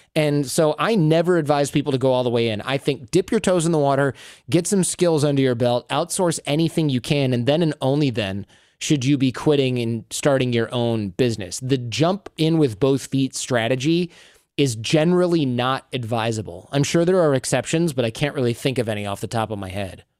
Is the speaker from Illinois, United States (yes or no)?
no; Michigan, United States; when I grew up in Michigan